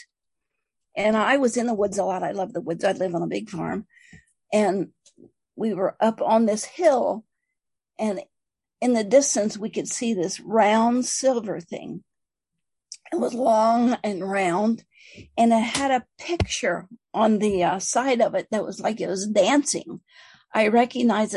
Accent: Appalachia, United States; I'm from Appalachian. We didn't have neighbors or radio or TV or magazines or anything

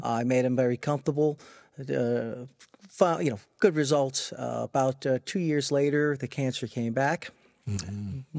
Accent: Freeport, New York, United States; I grew up in Freeport on Long Island

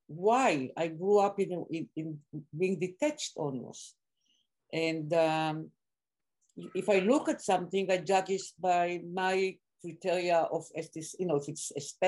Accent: Israel; moved away; You know that I grew up in Israel, I was born in city two.

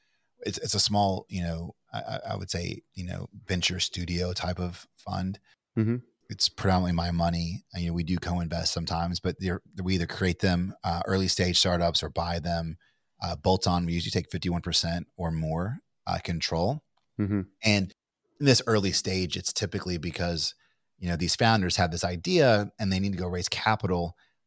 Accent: Kentucky, United States; I'm from Kentucky, but I don't think I sound like I'm from Kentucky.

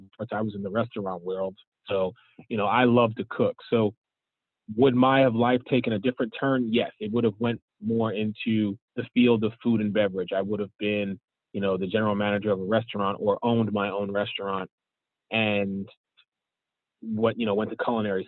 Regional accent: Philadelphia, Pennsylvania, United States; now in Florida, United States; growing up in the Pennsylvania, Philadelphia area, I don't still live up there

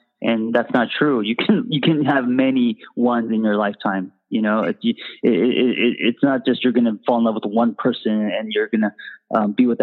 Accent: Los Angeles, California, United States; I grew up in LA in Hollywood

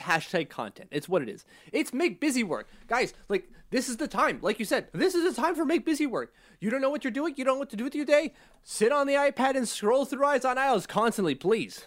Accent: Canada; I'm Canadian

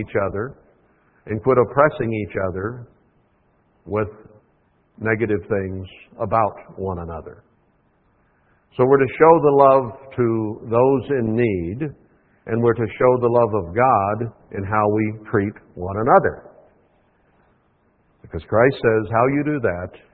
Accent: United States; as an American in the church here

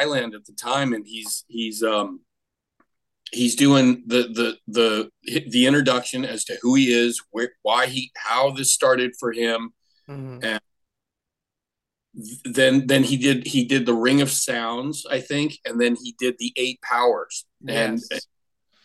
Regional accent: Austria; first language German; English is a second language; now in United States; I was born in Austria, so my first language is German

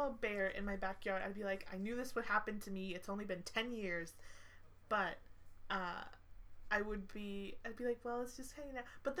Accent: Saskatchewan, Canada

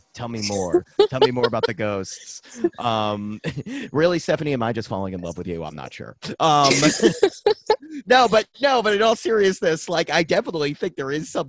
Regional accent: Dover, Massachusetts, United States; in my hometown, Dover, Massachusetts

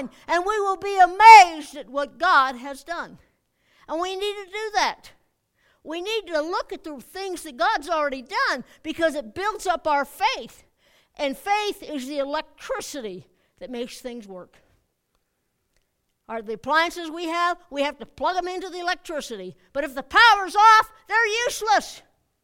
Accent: United States; I'm an American

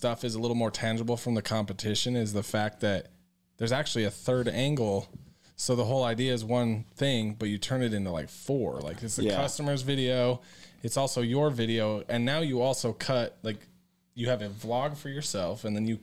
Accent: Idaho Falls, Idaho, United States; I was going to go to the Art Institute in Sugar House, Utah, because I'm from Idaho Falls

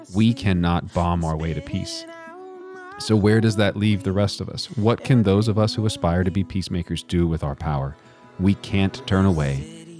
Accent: Texas, United States; I'm from Texas

